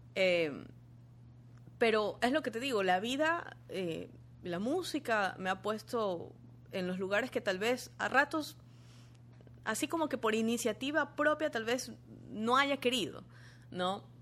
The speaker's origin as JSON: {"language": "Spanish", "town": "Guayaquil", "region": "Guayas", "country": "Ecuador", "also_born_or_lived": "Quito / Argentina", "moved": "as an adult", "said": "yo salí de Guayaquil"}